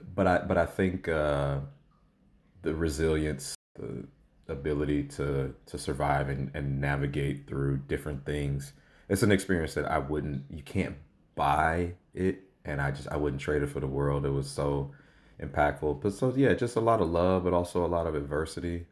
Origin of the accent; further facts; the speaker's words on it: St. Louis, Missouri, United States; now in Los Angeles, United States; I'm from St. Louis, Missouri, born and raised